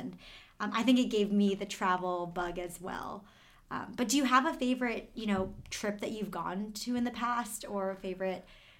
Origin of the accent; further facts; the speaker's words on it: Boston, Massachusetts, United States; I grew up in Boston, outside of Boston